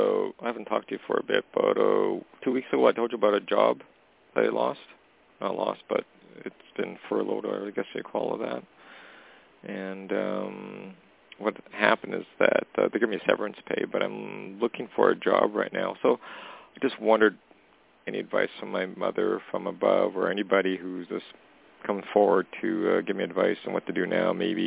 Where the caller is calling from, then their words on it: Canada; Hey, Toni, it's … calling from Canada.